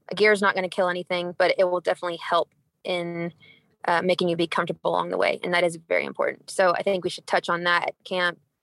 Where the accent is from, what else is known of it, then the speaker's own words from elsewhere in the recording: Texas, United States; moved away as an adult; now in Cedar City, United States; born and raised in Texas